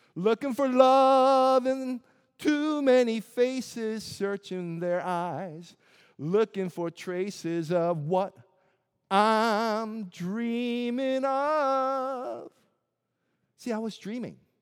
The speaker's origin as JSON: {"language": "English", "town": "Springfield", "region": "Missouri", "country": "United States", "tie": "born or raised there", "also_born_or_lived": "South Korea", "said": "as an Asian kid who didn't quite fit into a predominantly white town of Springfield, Missouri"}